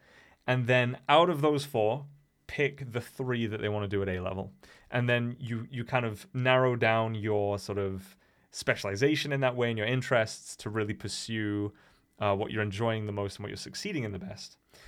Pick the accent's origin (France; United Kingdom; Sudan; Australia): United Kingdom; England; also born or lived in Germany; now in Wales; I now live in Wales, but I'm not Welsh. And I was born in Germany because I'm part of a military family. So we moved around a lot. But yeah, I was born in Germany, and then we moved to England